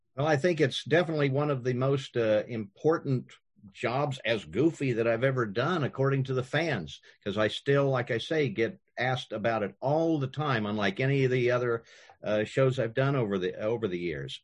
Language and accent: English; Kansas, United States; when I was growing up in Kansas